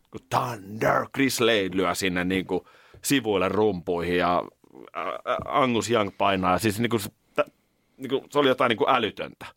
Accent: Nurmijärvi, Uusimaa, Finland; Nurmijärveltä, niin Nurmijärven linjoilla, mm. nykyisellä Korsisaarella, niin tultiin sitten bussilla

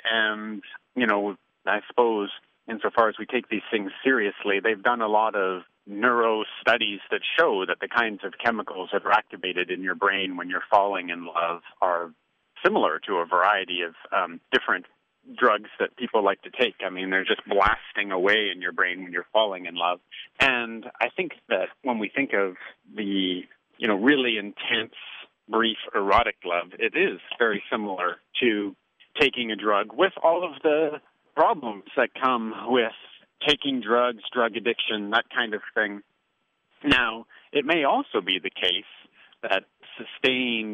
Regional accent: Canada; now in United States; I'm a Canadian now living in the United States.

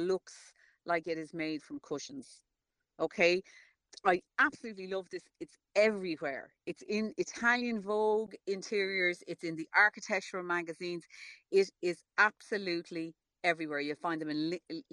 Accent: Ireland; I'm Irish and we familiarise ourselves with everybody

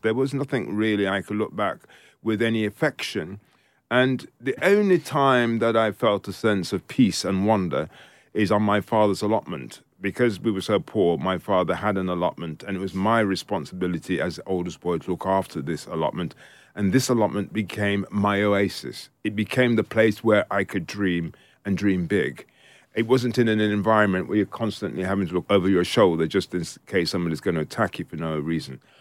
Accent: United Kingdom; also born or lived in Jamaica; I was born in Jamaica and I came to this country when I was four years old.

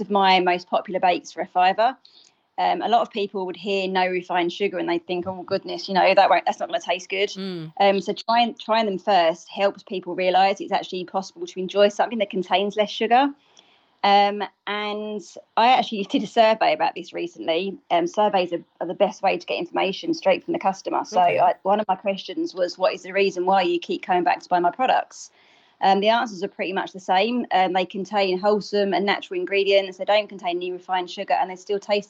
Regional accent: England, United Kingdom; moved away as an adult; now in Wexford, Ireland; I'm obviously English. I moved over here in 2013.

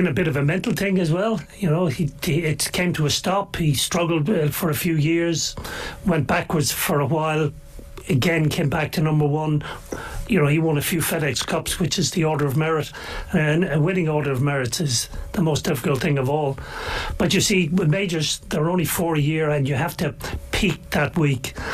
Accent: Ireland; as an Irishman

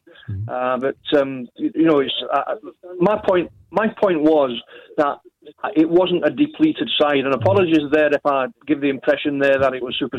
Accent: England, United Kingdom; I'm from England.

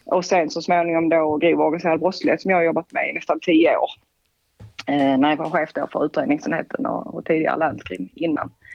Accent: Sweden; vi kanske som svenskar är lite annorlunda

